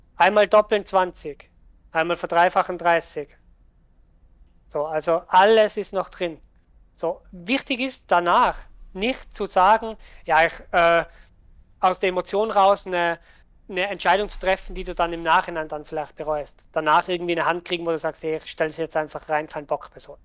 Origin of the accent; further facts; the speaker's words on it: Tyrol, Austria; accent: Tyrolean; Ich bin aus Österreich, sprich eigentlich einen tirolerischen Dialekt